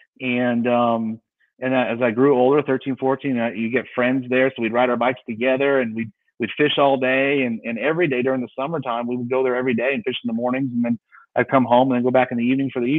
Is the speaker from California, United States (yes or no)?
yes; San Diego, California, United States; I grew up in San Diego, California